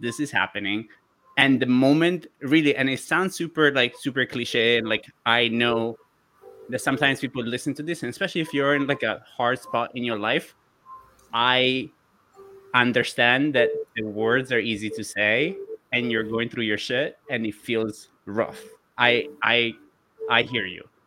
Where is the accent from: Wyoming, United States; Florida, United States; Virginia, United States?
Florida, United States; you can tell I'm from Florida.